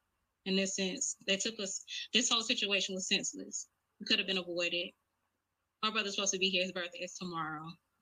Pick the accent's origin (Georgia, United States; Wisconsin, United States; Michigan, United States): Georgia, United States; Brunswick; my hometown, which is Brunswick, Georgia